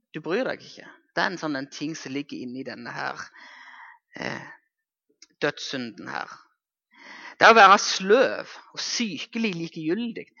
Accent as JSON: {"language": "Norwegian", "area": "Jæren", "region": "Rogaland", "country": "Norway", "said": "Nå er jeg hjemme på Jæren."}